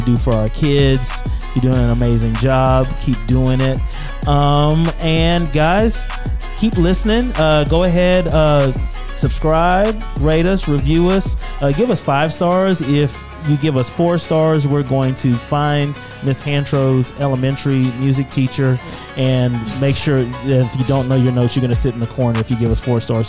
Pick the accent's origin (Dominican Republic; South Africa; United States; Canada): United States; Louisiana; moved away; I'm originally from Louisiana